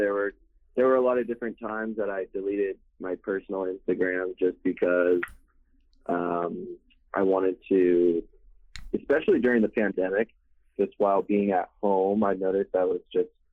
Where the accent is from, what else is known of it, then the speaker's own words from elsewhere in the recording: San Clemente, California, United States; moved away as an adult; also born or lived in Corona, California; now in Riverside, United States; I'm originally from Orange County